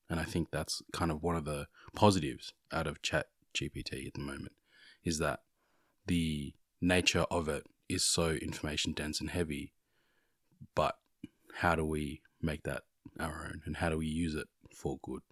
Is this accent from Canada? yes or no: no; Australia; growing up here in Australia